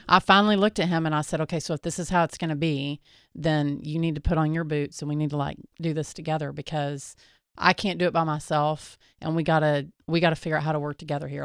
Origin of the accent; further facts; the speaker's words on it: Texas, United States; we're from Texas